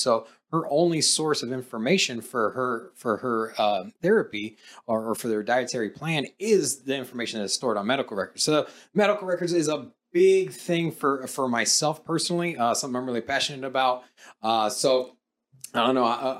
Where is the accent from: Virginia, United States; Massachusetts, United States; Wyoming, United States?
Virginia, United States; Norfolk; now in Las Vegas, United States; I'm from Virginia as well. I'm from Norfolk, Virginia. I grew up there. My dad is 20 years retired in the Navy. So, that's hometown for me.